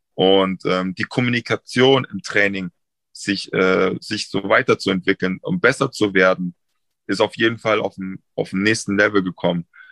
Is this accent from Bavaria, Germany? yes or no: yes; Munich, Bavaria, Germany; born or raised there; moved away; also born or lived in Frankfurt / Berlin